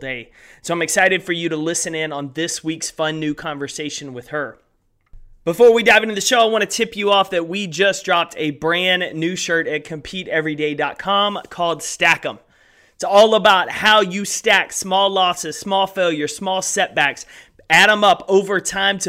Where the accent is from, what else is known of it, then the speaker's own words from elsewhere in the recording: East Texas, United States; I grew up in East Texas, so a little bit different landscape, but Texan through and through as well.